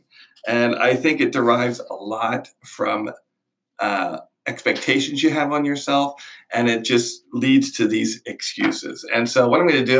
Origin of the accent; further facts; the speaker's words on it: Manheim, Pennsylvania, United States; now in Miami, United States; growing up in Mannheim, PA